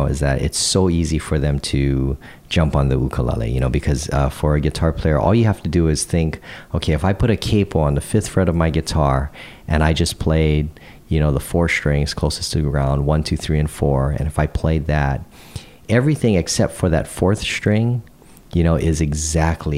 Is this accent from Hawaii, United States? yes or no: yes; Hawaii, United States; growing up in Hawaii